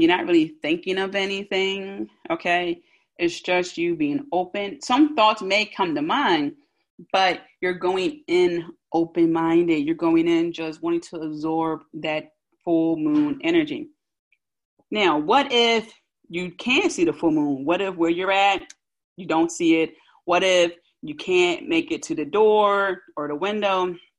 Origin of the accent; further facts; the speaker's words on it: Philadelphia, Pennsylvania, United States; accent: South Philly; my South Philly accent